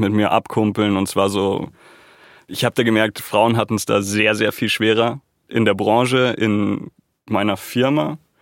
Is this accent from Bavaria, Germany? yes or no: yes; Munich, Bavaria, Germany; ich bin Münchner und ich bin hier geboren und aufgewachsen